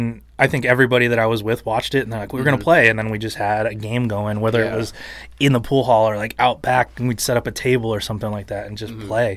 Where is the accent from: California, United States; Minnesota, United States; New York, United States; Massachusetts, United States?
California, United States; Santa Barbara; also born or lived in Doylestown, Pennsylvania; My family moved to Santa Barbara when I was two and a half years old. {S3} Okay. {S2} And that's where I grew up.